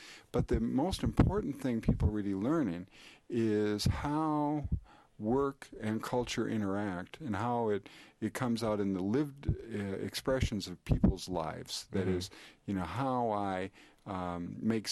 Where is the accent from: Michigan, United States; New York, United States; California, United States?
Michigan, United States; Upper Peninsula of; I'm originally from the Upper Peninsula, came out of a paper mill up in the UP